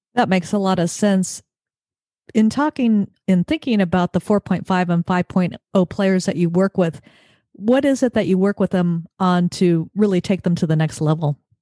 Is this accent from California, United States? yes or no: yes; Mission Viejo, California, United States; Southern Orange County, Mission Viejo